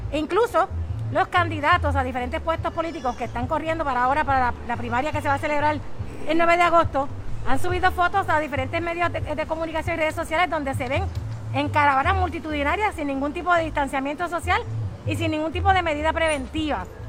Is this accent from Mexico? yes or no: no; Bayamón, Puerto Rico; Porque yo soy de Bayamón, miren, yo soy de aquí, de este es mi pueblo, Bayamón